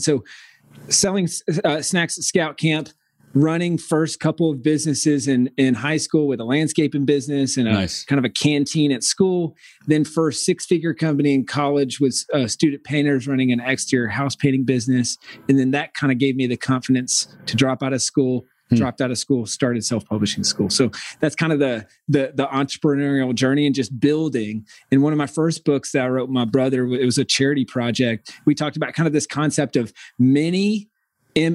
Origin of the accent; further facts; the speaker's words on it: rural South Carolina, United States; I grew up in the middle of nowhere, South Carolina